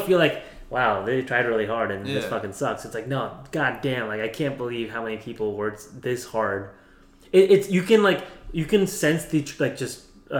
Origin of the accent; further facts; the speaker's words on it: India; Like, as an Indian person, I was like, there's the annoying auntie that you don't want to talk to.